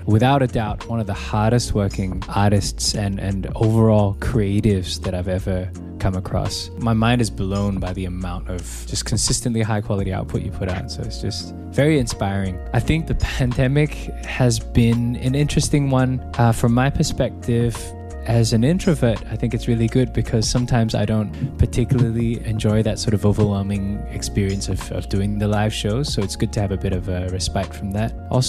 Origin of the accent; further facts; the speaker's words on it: Singapore; also born or lived in Australia; I grew up halfway in Australia and halfway in Singapore.